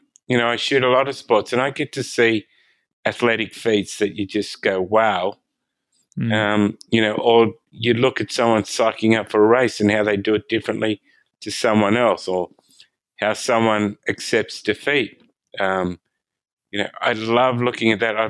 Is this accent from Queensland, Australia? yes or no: no; Sydney, New South Wales, Australia; born or raised there